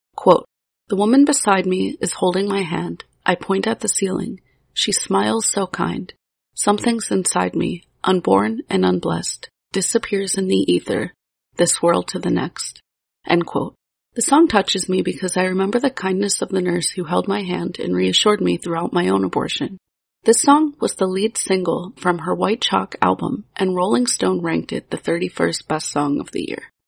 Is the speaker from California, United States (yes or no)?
no; Pittsburgh, Pennsylvania, United States; my hometown of Pittsburgh, Pennsylvania